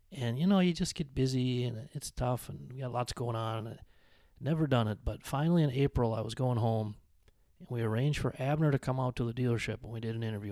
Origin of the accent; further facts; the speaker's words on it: Benson, Minnesota, United States; moved away; my hometown of Benson, Minnesota